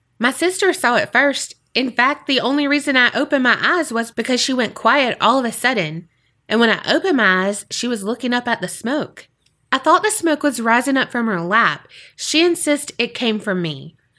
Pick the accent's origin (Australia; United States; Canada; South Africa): Australia; I'm an Aussie. G'day. How you doing, mate?